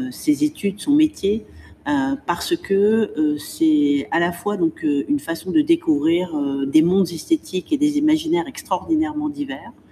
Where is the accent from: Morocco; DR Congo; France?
Morocco; also born or lived in Spain; J'ai voyagé, j'ai eu la chance de vivre à l'étranger, euh, de passer mon enfance au Maroc, euh, d'être née en Espagne